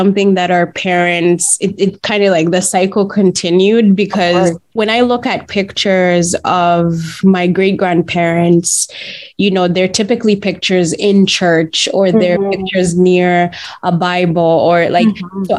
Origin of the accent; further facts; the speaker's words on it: Uganda; I grew up in Uganda